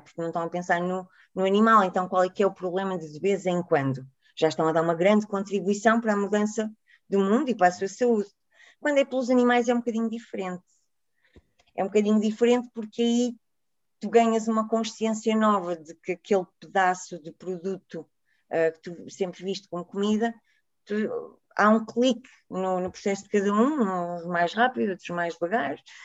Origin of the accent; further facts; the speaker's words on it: Porto, Norte, Portugal; now in Lisbon, Portugal; a minha terrinha no Porto